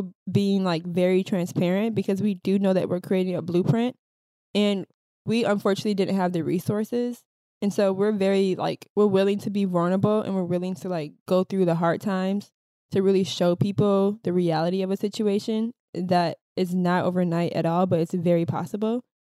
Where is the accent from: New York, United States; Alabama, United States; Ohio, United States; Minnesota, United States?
Minnesota, United States; I would say growing up in the Midwest, especially being women of color, and not only just women of color, but being Black women in Minnesota, not only did we get bullied for having eclectic styles, but we also got bullied for being Black.